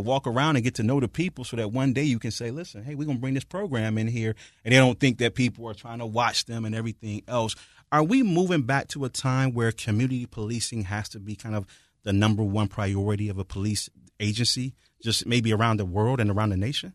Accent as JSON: {"language": "English", "town": "Detroit", "region": "Michigan", "country": "United States", "moved": "yes", "said": "I'm from Detroit"}